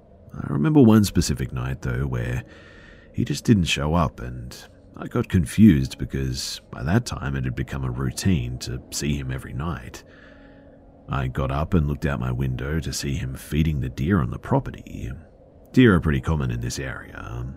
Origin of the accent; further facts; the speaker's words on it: Spain; English is a second language; moved away as an adult; now in New York, United States; As for me and my friends in this story, well, we're from Spain, and when this happened, end of September 2023, we were fairly new to the US. I moved here a while back for law school, and so did my friends.